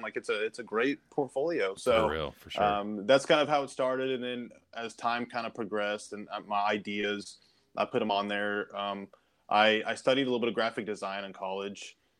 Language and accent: English; Kansas City, Kansas, United States; so originally from Kansas City area, I grew up on the Kansas side.